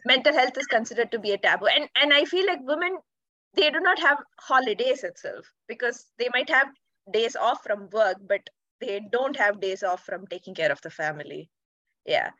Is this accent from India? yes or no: yes; India; now in Netherlands; I'm from India, and currently I'm working in the Netherlands as a data analyst.